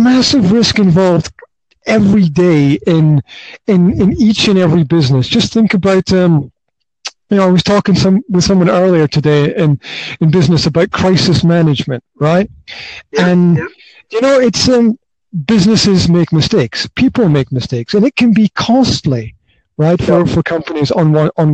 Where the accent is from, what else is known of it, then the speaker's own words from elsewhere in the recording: Highlands of Scotland, United Kingdom; now in Banská Bystrica, Slovakia; I'm from the Highlands of Scotland